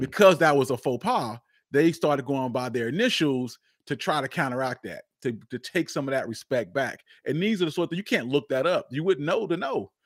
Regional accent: Charlotte, North Carolina, United States; I'm born and raised, I'm born and raised in Charlotte, North Carolina

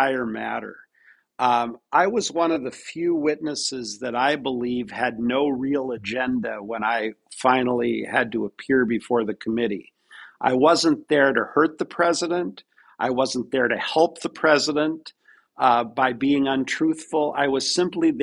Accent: Pacific Northwest, United States; I'm originally from the Pacific Northwest, which is a very progressive

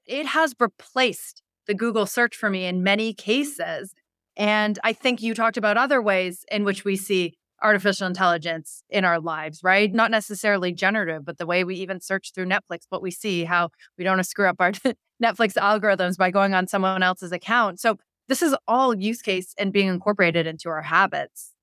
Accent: Canada; moved away; I'm Canadian

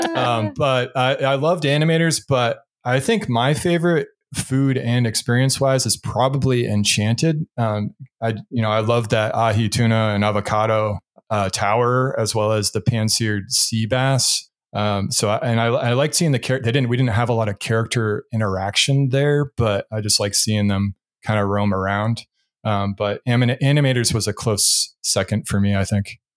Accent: New England, United States; moved away; I'm from New England originally

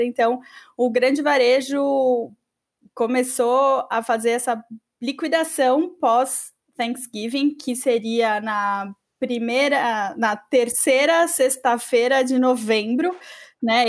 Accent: Brazil; aqui no Brasil

